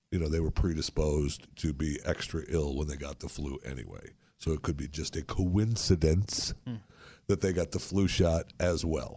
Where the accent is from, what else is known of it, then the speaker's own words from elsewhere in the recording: Michigan, United States; when I was growing up in Michigan, they had the rutabagas